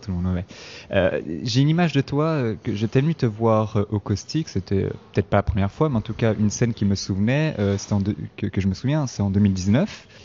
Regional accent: Switzerland; also born or lived in south-east Italy; je suis italien, je suis né en Suisse, et puis chaque été, je retournais dans mon village en Italie, euh, dans, le sud-est de l'Italie

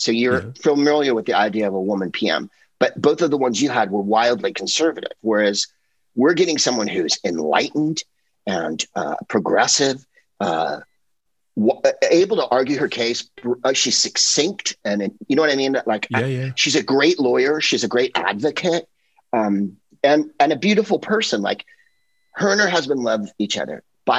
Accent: San Francisco, California, United States; also born or lived in Hollywood, Los Angeles; now in Los Angeles, United States; I'm from the Bay Area, right? You know, I'm from San Francisco, so I'm already poisoned.

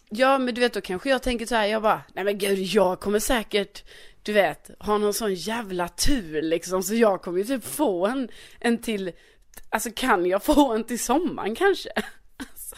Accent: Skåne, Sweden; also born or lived in Värmland; jag är ju ändå från Skåne och vi råkar ju ha en egen flagga

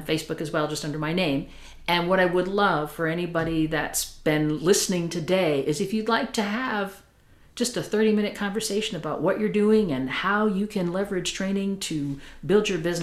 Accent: Chicago, Illinois, United States; moved away as an adult; also born or lived in Wisconsin; now in near San Francisco, United States; I'm originally from the Chicago area, but I spent most of my adult life in Wisconsin

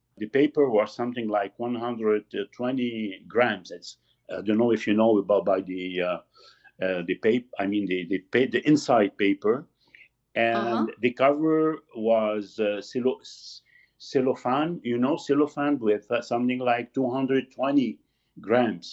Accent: Lebanon; moved away as an adult; also born or lived in Beirut; now in Quebec, Canada; I am from Lebanon. I'm Lebanese.

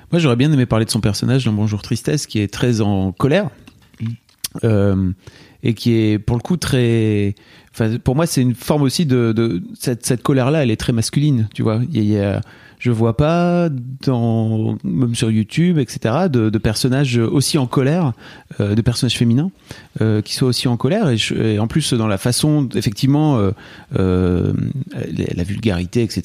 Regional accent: the North, northern France, France; J'ai grandi dans le Nord

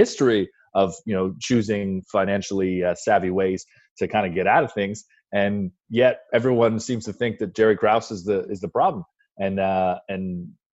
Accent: Windsor, Ontario, Canada; moved away; also born or lived in Toronto; I grew up in Windsor

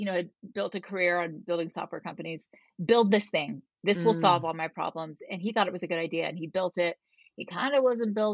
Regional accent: Florida, United States; now in Utah, United States; I grew up in Florida

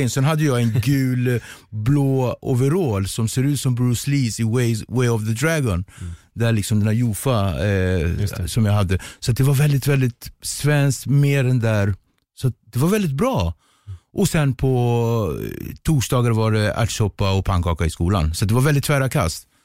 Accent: Cape Verde; jag kommer från Kap Verde så det är kreolsk mat.

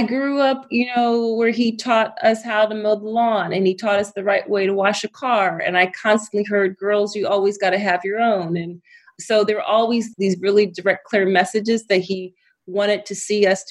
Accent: Philadelphia, Pennsylvania, United States; I am from Philly. I'm from the East Coast of the United States. I grew up in the city and was very much a city kid

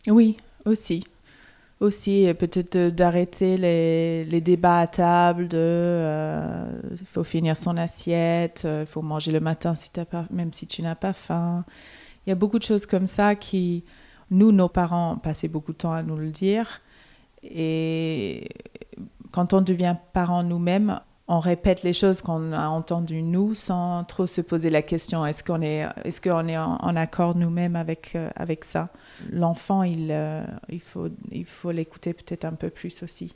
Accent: Melbourne, Victoria, Australia; moved away as an adult; now in Paris, France

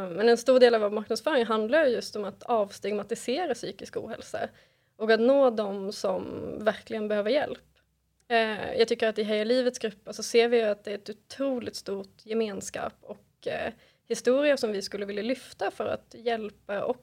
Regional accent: Norway; accent: Swedish-Norwegian mix ("svorsk"); now in Sweden; jag är från Norge så därför har jag lite konstig svorsk dialekt.

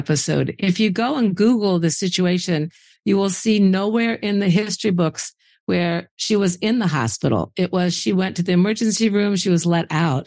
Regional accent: Indiana, United States; I grew up in Indiana

